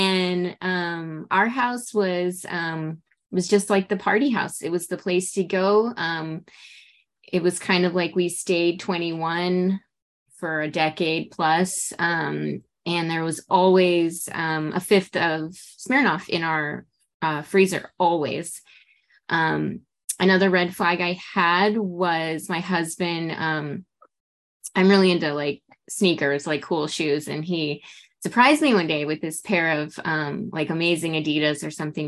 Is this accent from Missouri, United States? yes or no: no; Los Angeles, California, United States; I'm from Los Angeles.